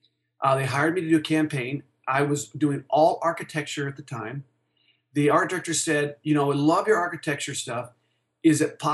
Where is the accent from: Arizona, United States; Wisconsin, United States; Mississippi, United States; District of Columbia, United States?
Arizona, United States; Tucson; now in Denver, United States; he basically told me to go back to Tucson. So I was from Tucson moving to Denver, and I had mentioned that to him. And he said, young man, you should move back to Tucson.